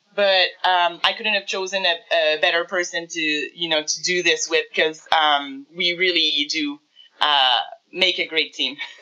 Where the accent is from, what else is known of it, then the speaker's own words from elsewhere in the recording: Montreal, Quebec, Canada; now in Coaticook, Canada; I'm from Montreal originally, um, but we moved to the country.